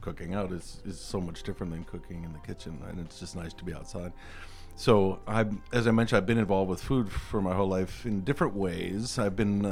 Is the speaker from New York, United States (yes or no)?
no; Milwaukee, Wisconsin, United States; now in Minneapolis, United States; I'm from Milwaukee, Wisconsin